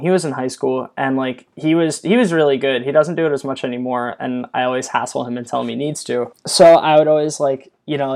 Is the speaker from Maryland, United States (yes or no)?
yes; Eastern Shore of Maryland, United States; moved away; also born or lived in Baltimore area; I'm actually from the Eastern Shore of Maryland, which, if you're familiar with the area, it's very rural